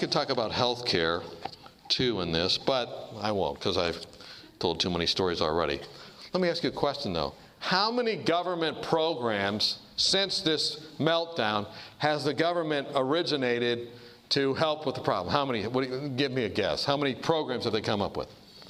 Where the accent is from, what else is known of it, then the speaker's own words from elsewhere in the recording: Kansas, United States; And I went to the bank and I said, look, I'm from Kansas.